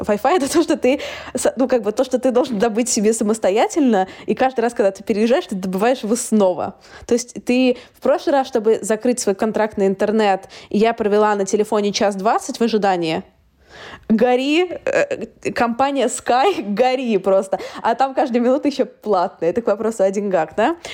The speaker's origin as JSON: {"language": "Russian", "region": "Saint Petersburg", "country": "Russia", "moved": "as an adult", "lives_now": "London, United Kingdom", "said": "я сама из Питера"}